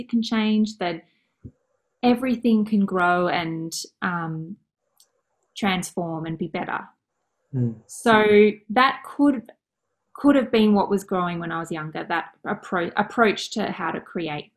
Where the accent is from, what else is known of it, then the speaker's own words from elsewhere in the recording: Mornington Peninsula, Victoria, Australia; I grew up on the Mornington Peninsula, actually, in a place called Sunhill.